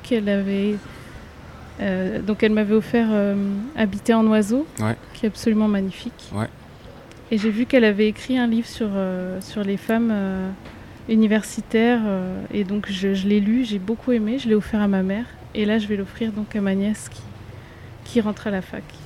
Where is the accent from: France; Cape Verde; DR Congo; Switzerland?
France; j'ai toujours grandi en métropole